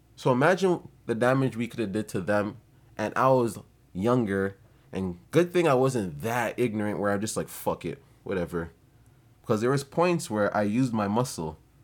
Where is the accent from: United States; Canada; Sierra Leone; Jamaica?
Jamaica; I'm not gonna blame it on being Jamaican, but I'm gonna blame it on being Ja-, Jamaican